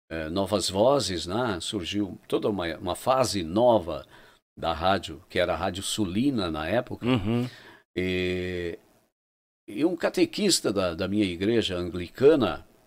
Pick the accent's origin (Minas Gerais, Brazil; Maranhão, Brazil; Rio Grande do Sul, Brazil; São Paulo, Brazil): Rio Grande do Sul, Brazil; Santo Antônio da Patrulha; natural de Santo Antônio da Patrulha.